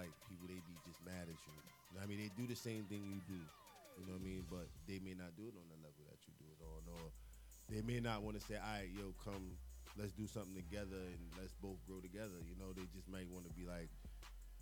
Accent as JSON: {"language": "English", "town": "New York City", "region": "New York", "country": "United States", "said": "I'm from Queens"}